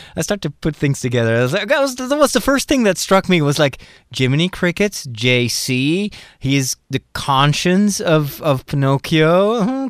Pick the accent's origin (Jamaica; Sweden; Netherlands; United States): Netherlands; I'm from Holland